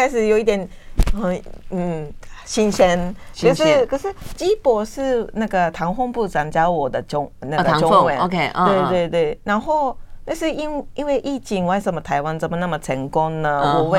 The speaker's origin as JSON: {"language": "Chinese", "country": "Japan", "second_language": "Chinese", "lives_now": "Taiwan", "said": "很多人说，因为可能是我是日本人，嗯，台湾人特别对我们比较体贴嘛"}